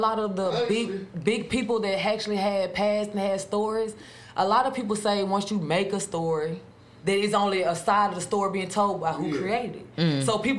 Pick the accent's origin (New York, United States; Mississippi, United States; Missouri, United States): Mississippi, United States; Grenada; I'm from Grenada.